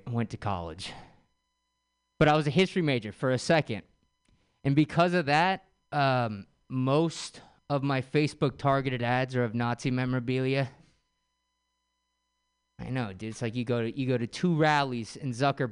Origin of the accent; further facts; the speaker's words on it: San Francisco, California, United States; I grew up in San Francisco